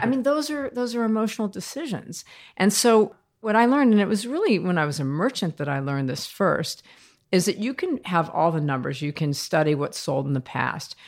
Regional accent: United States; moved away as an adult; also born or lived in France; I'm American, by the way, and I'm twenty-two years old

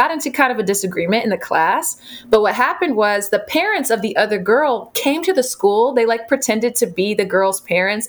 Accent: Jacksonville, Florida, United States; now in Madison, United States; this book is so focused on my hometown

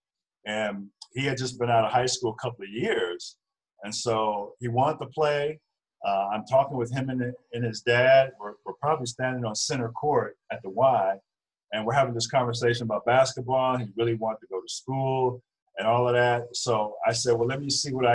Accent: Virginia Beach, Virginia, United States; moved away as an adult; also born or lived in New Jersey / Chicago / Charleston, West Virginia; I grew up in Virginia Beach, Virginia

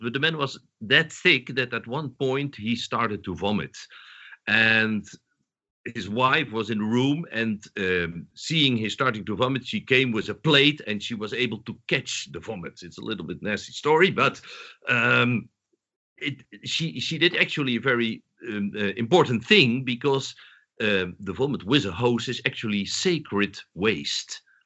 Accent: southern Netherlands, Netherlands; moved away; also born or lived in Amsterdam, Netherlands; I'm Dutch, but I was born in the south of the Netherlands

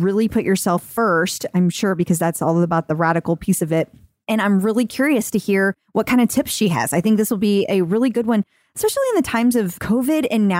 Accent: Midwest, United States; It also doesn't help that we're also from the Midwest. Wisconsin is Midwest. Yeah. So we're in St. Louis, Missouri

